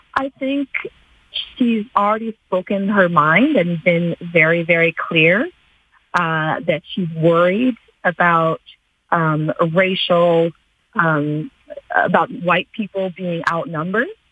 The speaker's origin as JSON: {"language": "English", "country": "Canada", "tie": "born or raised there", "said": "as a Canadian born and raised in this country"}